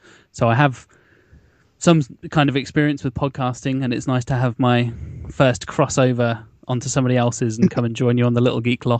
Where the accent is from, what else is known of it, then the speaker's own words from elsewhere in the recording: England, United Kingdom; accent: BBC English; As you can tell, I'm from England